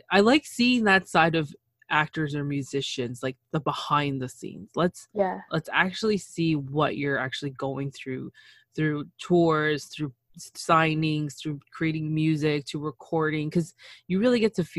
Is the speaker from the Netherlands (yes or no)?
no; Canada; I'm Canadian